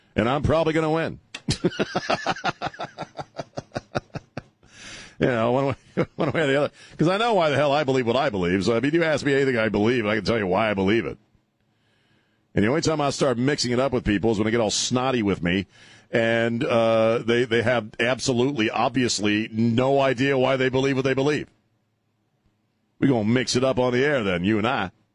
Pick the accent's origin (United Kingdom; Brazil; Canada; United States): United States; as an American